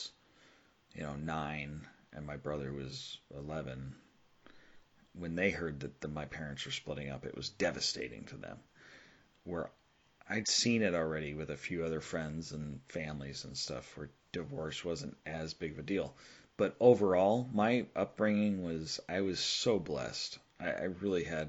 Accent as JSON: {"language": "English", "region": "Southern California", "country": "United States", "tie": "born or raised there", "said": "I grew up in Southern California"}